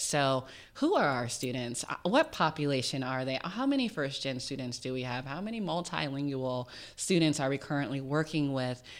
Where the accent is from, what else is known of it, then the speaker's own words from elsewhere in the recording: Richmond, Virginia, United States; I grew up in Richmond, Virginia, low-income family, first gen.